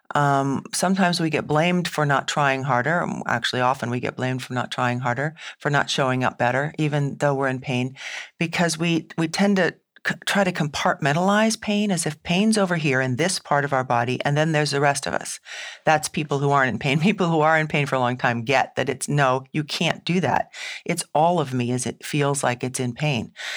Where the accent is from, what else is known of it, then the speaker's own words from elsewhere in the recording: New England, United States; I'm from New England